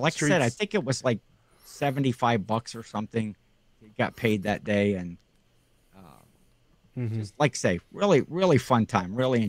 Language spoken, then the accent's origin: English; near Cleveland, Ohio, United States; born or raised there